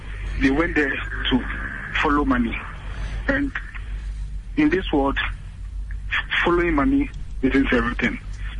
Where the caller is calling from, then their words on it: Koforidua, Eastern Region, Ghana; I'm calling from Kofuridia.